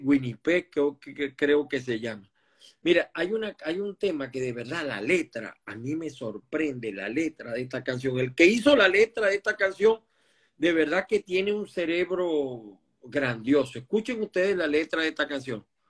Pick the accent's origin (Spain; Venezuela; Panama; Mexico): Venezuela; Maracay, Aragua; now in Miami, United States; de Maracay, de mi tierra también, Maracay